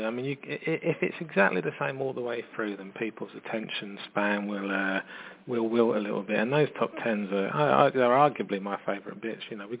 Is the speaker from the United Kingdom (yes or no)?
yes; London, United Kingdom; You know, I'm from London